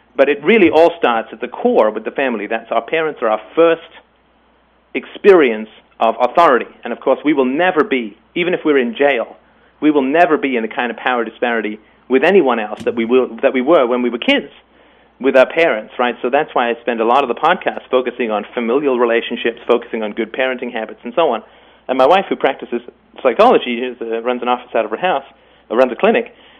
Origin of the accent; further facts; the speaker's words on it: England, United Kingdom; also born or lived in Ireland; I was born in Ireland and I grew up in England